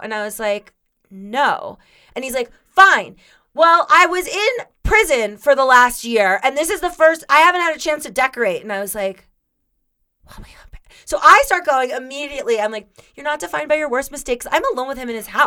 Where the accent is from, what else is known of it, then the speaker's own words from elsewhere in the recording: Florida, United States; I grew up in Florida